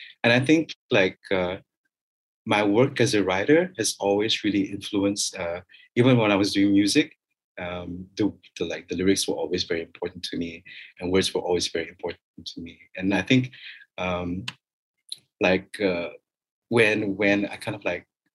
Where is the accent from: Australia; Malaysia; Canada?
Malaysia; Kota Kinabalu, Sabah; also born or lived in Kuala Lumpur, Malaysia; now in Kota Kinabalu, Malaysia; I cannot deny the fact that I'm Sabahan. I cannot deny my roots.